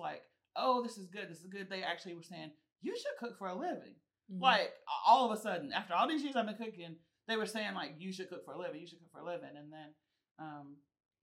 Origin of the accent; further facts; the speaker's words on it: Charlotte, North Carolina, United States; also born or lived in Chapel Hill, North Carolina; I'm born and raised in Charlotte.